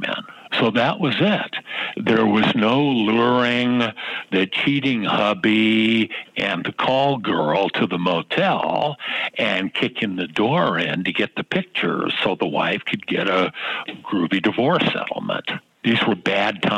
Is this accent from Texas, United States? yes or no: no; Los Angeles, California, United States; LA's my hometown